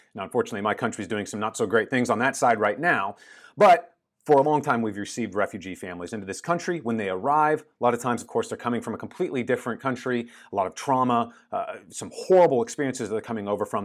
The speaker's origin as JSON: {"language": "English", "country": "United States", "moved": "yes", "said": "my home country of the United States"}